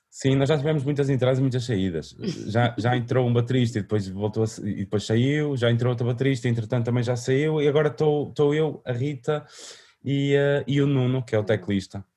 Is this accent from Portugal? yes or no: yes; Vila Nova de Famalicão, Braga, Portugal; foi onde eu nasci, onde cresci, que era o, um parque de uma freguesia chamada Santiago da Cruz, uh, em Vila Nova de Famalicão